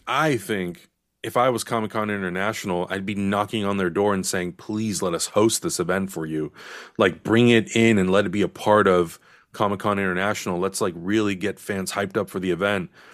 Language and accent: English; San Diego, California, United States; moved away; I'm from San Diego, so my family is all down there